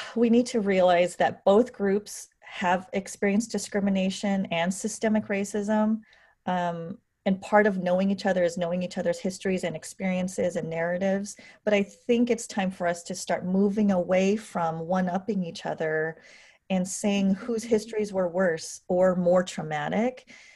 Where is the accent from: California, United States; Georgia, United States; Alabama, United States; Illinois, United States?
California, United States; I was born and raised in California